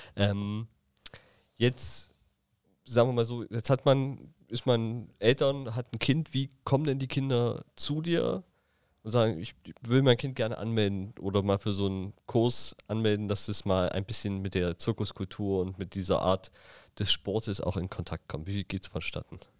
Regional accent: Thuringia, Germany; now in Berlin, Germany; in meiner Heimat in Thüringen

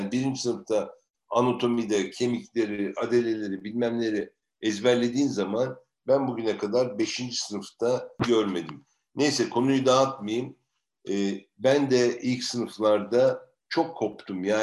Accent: Turkey; Ee, bana nerelisin diye soruyorlar. Oradan bahsedeyim istersen. Türkiye'liyim diye cevap veriyorum.

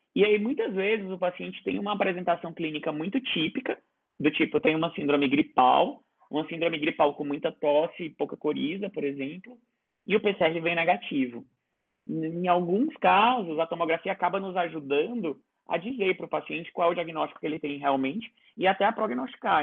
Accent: Ceará, Brazil; moved away; eu sou cearense

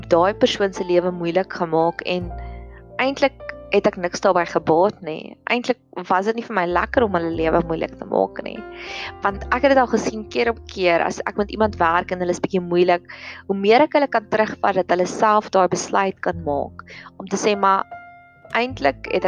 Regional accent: Welkom, Free State, South Africa; ek het in Welkom groot geword en ek weet dat daar daar's 'n fulstasie wat presies halfpad is tussen Pretoria en Welkom as ek gaan kuier het.

